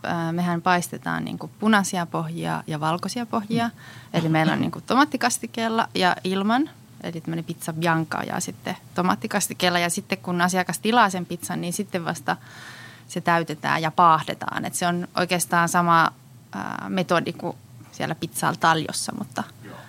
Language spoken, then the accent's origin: Finnish; Muurame, Central Finland, Finland; now in Helsinki, Finland; mä oon kasvanut tuolla Keski-Suomessa